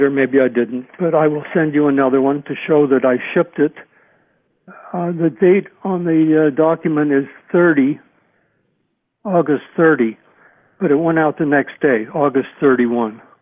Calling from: Brush Prairie, Washington, United States; I'm calling from Brush Prairie, Washington.

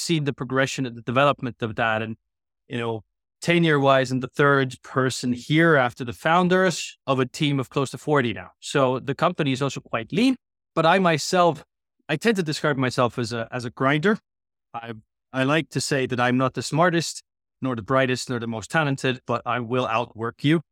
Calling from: Tallinn, Harju County, Estonia; I'm calling in from Tallinn, Estonia, where our, you know, unofficial but kind of official H Q is these days

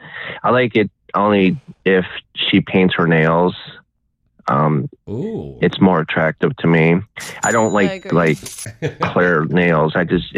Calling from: Cleveland, Ohio, United States; This is … from Cleveland, Ohio.

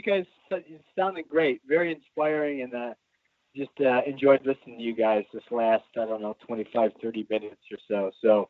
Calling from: Clay Township, Michigan, United States; I'm calling from a little town called Clay Township. It's just north of Detroit, right on the canal

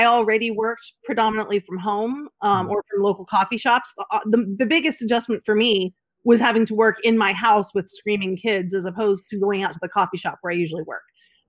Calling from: Dallas, Texas, United States; I am in the Dallas-Fort Worth area in the heart of Texas, deep in the heart of Texas

